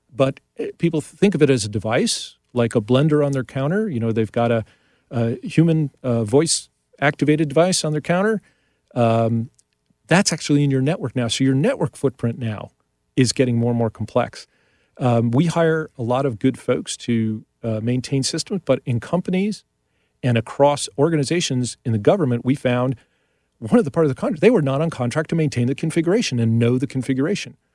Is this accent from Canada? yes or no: no; New York, United States; I grew up in New York